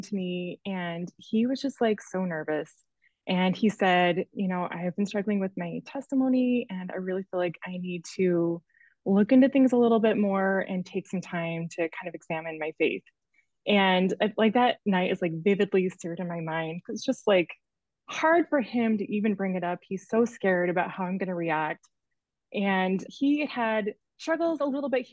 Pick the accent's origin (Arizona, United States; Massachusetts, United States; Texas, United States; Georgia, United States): Arizona, United States; I'm from Arizona originally and just moved back to Annie's neighborhood